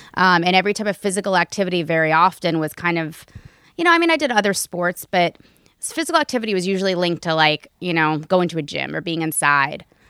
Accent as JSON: {"language": "English", "town": "Raleigh", "region": "North Carolina", "country": "United States", "moved": "yes", "said": "where I'm from in North Carolina, I'm from Raleigh"}